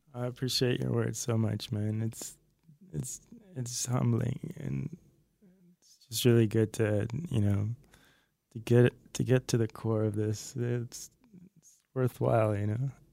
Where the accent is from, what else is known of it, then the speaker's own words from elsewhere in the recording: outside Haarlem, North Holland, Netherlands; moved away as an adult; now in Los Angeles, United States; I'm originally from the Netherlands, uh, from this place outside Haarlem, which is close to Amsterdam